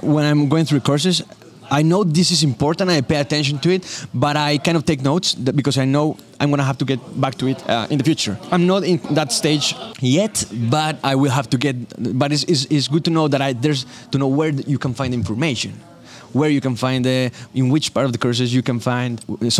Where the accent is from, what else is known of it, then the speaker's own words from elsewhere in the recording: Colombia; English is a second language; Like, I'm from Colombia, Wyoming.